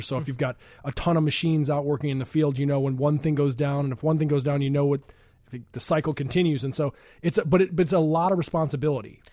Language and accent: English; Chicago suburbs, Illinois, United States; I'm from the suburbs